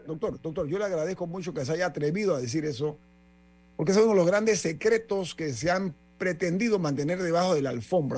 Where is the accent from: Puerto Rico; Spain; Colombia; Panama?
Panama; mi dignidad como panameño